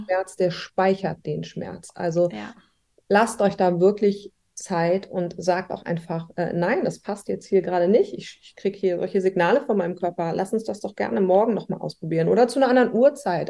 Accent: Hamburg, Germany; ich komme aus Hamburg und arbeite auch hier

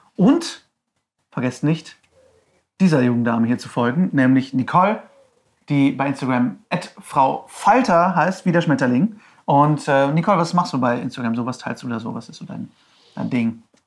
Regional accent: Herford, North Rhine-Westphalia, Germany; moved away; Herford, meine Heimatstadt

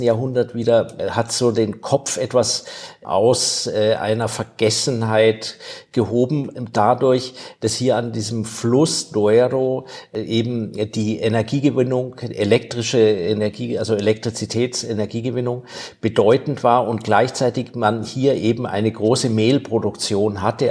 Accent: Germany; now in Spain; für mich als Deutscher war das schwierig, ich habe einen deutschen Pass noch

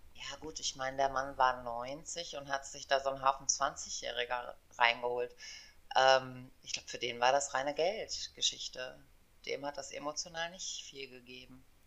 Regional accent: Aachen, North Rhine-Westphalia, Germany; also born or lived in East Germany; ich komme aus Aachen, ich habe drei Kinder

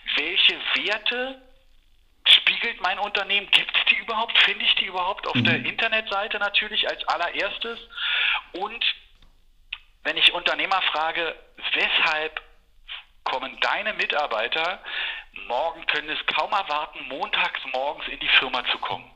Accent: Berlin, Germany; Ich bin in West-Berlin groß geworden.

